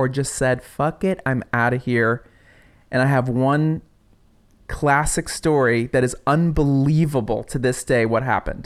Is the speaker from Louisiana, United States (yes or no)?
no; New York, United States; I'm from New York